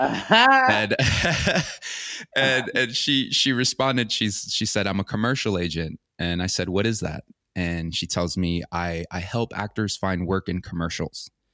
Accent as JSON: {"language": "English", "town": "Orlando", "region": "Florida", "country": "United States", "tie": "born or raised there", "also_born_or_lived": "Santa Ana, El Salvador / Los Angeles / Encino, California", "moved": "as an adult", "said": "I, I grew up in, um, Orlando, Florida. Um, I was actually, I was born in, uh, El Salvador, in Santa Ana, El Salvador, and I came to the United States with my family when I was a baby."}